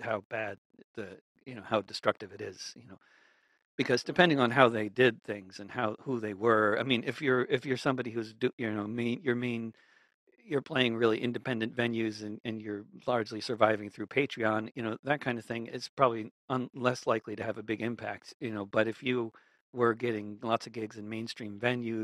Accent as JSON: {"language": "English", "region": "New York", "country": "United States", "tie": "born or raised there", "said": "I grew up among Jews in New York"}